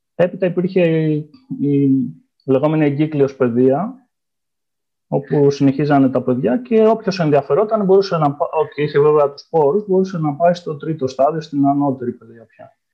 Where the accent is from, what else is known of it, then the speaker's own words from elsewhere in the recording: Ioannina, Epirus, Greece; moved away as an adult; also born or lived in Istanbul, Turkey; now in Vienna, Austria; γεννήθηκα στα Γιάννενα, όπου έκανα και τι ε, σπουδέ μου